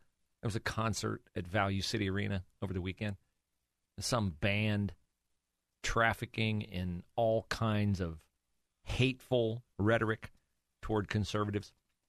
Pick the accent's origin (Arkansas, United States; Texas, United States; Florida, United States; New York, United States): Florida, United States; the current governor of my home state of Florida.